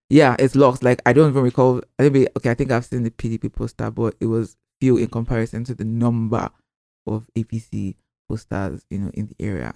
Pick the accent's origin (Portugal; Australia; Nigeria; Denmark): Nigeria; we as the Nigerian public